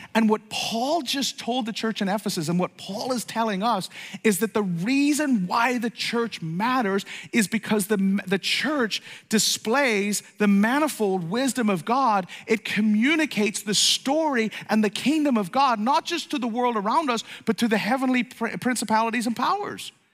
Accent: Ireland; moved away; also born or lived in East Coast, United States; I grew up in Ireland

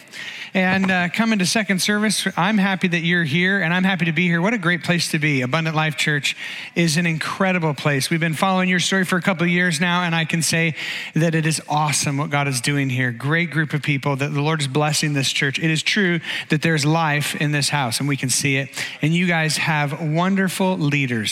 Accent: Oregon, United States; also born or lived in Eugene, Oregon / Portland, Oregon / Bend, Oregon; I was born and raised in Oregon. Oregon is my home state.

